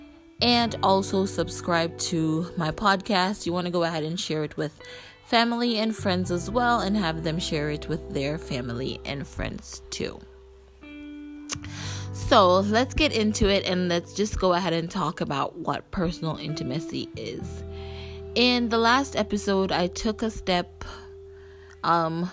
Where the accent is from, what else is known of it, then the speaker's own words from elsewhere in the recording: Jamaica; from where I'm from, and I'm Jamaican